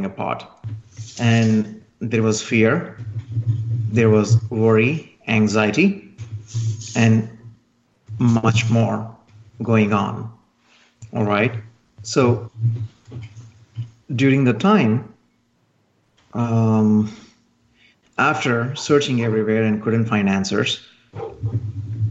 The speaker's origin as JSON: {"language": "English", "country": "India", "moved": "as an adult", "lives_now": "United States", "said": "I'm originally from India. And then I just came to the United States"}